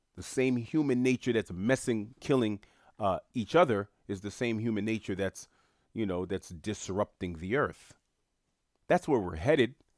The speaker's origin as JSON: {"language": "English", "town": "New York City", "region": "New York", "country": "United States", "tie": "born or raised there", "said": "I was born and bred in New York City. I was born in, uh, uh, Saint John's Hospital on Queens Boulevard"}